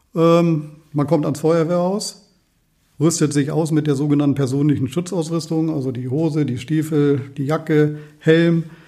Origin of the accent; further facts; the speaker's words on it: Walsrode, Lower Saxony, Germany; gebürtiger Walsroder